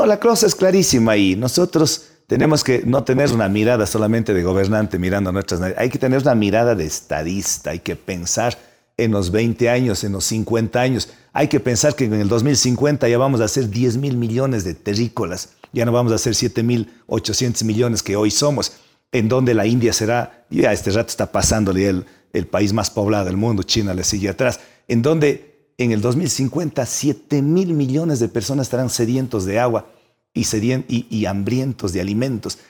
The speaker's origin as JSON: {"language": "Spanish", "country": "Ecuador", "tie": "born or raised there", "said": "Yo nací en el Huasipungo"}